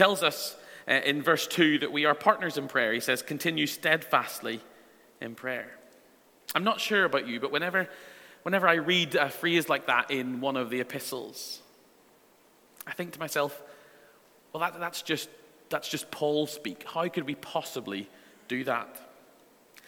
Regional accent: Northern Ireland, United Kingdom; The church that I went to growing up in Northern Ireland

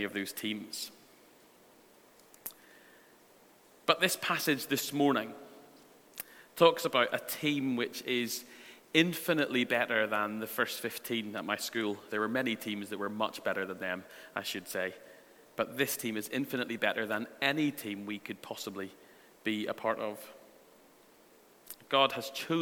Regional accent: Northern Ireland, United Kingdom; The church that I went to growing up in Northern Ireland

